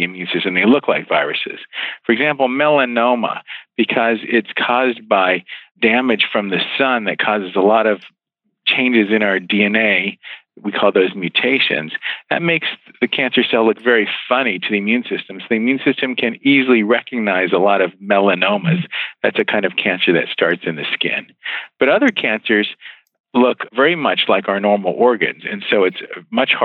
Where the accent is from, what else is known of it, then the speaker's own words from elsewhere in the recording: West Virginia, United States; moved away; also born or lived in Philadelphia / Baltimore / Bethesda, Maryland; I grew up in West Virginia